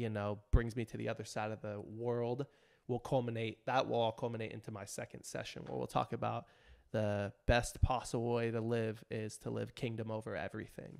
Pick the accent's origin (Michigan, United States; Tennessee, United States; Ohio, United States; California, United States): California, United States; Riverside; also born or lived in near Compton, California; this youth group in my hometown, Riverside